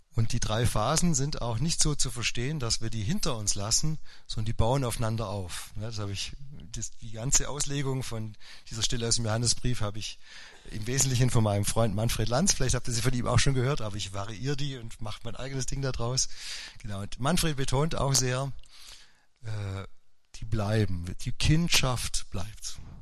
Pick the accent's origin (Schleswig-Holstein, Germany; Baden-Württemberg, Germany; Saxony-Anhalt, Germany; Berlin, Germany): Baden-Württemberg, Germany; Upper Swabia; now in Forchtenberg, Germany; Also alle konnten Skifahren in Oberschwaben, nur ich äh, der Lehrersohn